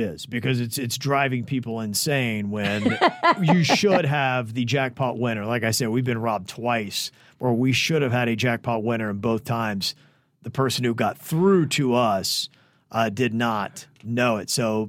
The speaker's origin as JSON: {"language": "English", "region": "North Carolina", "country": "United States", "tie": "born or raised there", "lives_now": "South Florida, United States", "said": "I'm now in South Florida, but I was born and raised in North Carolina."}